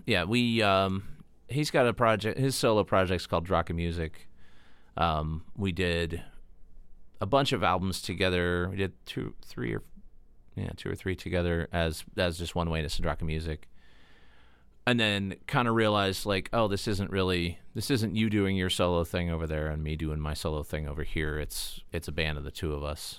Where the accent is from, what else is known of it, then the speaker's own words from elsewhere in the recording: Titusville, Pennsylvania, United States; also born or lived in Pleasantville, Pennsylvania; now in Erie, United States; I was born in Titusville, and we lived, we lived in Titusville and then in Pleasantville until I was, like, nine